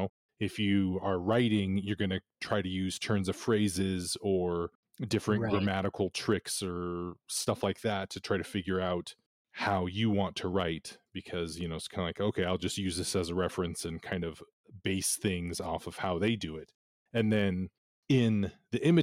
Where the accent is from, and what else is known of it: Nevada, United States; born or raised there; also born or lived in Bay Area, California